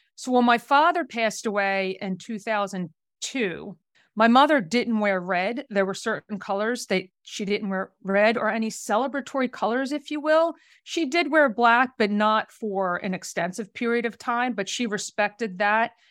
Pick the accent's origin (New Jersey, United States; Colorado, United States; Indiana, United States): New Jersey, United States; I'm originally from the South Jersey area